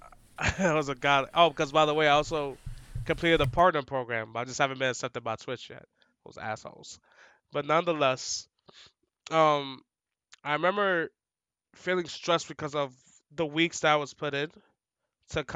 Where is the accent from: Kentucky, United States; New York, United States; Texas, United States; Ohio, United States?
New York, United States; New York City; We're from the hood, bro. From the Bronx. Like, I'm from the Bronx.